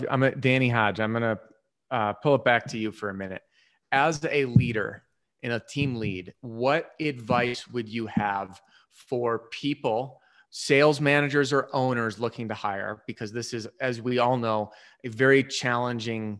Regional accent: Chicago, Illinois, United States; moved away as an adult; also born or lived in Wisconsin / New Mexico; now in Colorado, United States; Born and raised Chicago, and then I bounced around

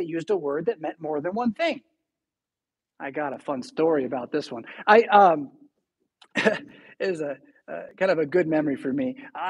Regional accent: California, United States; now in Rockford, United States; I'm from California

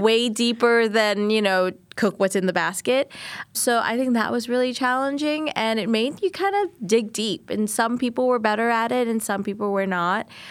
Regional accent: New Orleans, Louisiana, United States; I'm Vietnamese and I am from New Orleans

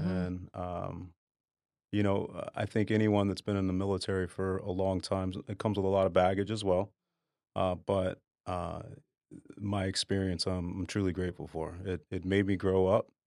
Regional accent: Dallas, Texas, United States; moved away as an adult; I grew up in Dallas. Um, born and raised there until I joined the military.

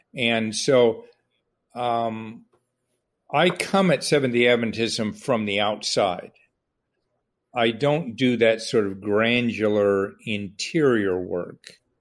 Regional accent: Southern California, United States; I grew up in Southern California

